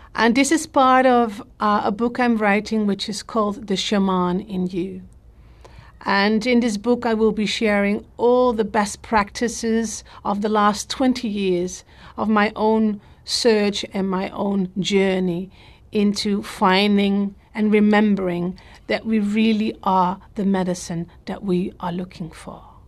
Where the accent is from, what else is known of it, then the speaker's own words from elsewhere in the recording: Netherlands; I'm from the Netherlands